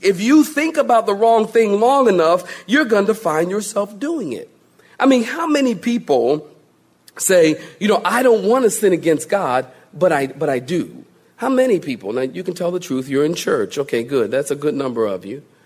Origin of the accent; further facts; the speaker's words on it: Philadelphia, Pennsylvania, United States; moved away; I, was born and raised in Philly